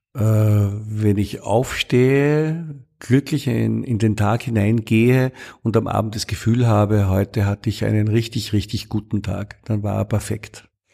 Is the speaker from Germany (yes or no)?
no; Austria; ich bin Österreicher